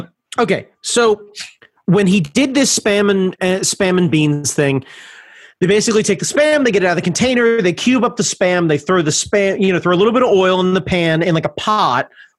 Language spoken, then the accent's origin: English; United States; I am American.